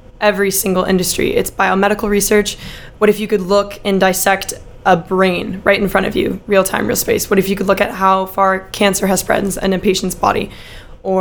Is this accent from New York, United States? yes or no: no; Dallas, Texas, United States; moved away as an adult; also born or lived in Philadelphia, Pennsylvania; I am from Dallas, Texas